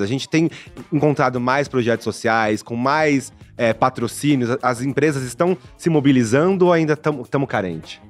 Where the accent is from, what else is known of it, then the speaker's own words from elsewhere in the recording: Brazil; como brasileiro, né, como homem preto nessa socie-, sociedade